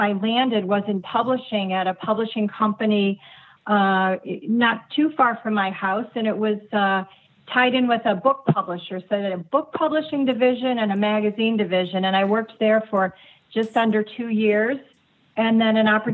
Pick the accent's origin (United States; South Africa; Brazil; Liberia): United States; Cleveland, Ohio; I grew up in the Cleveland, Ohio area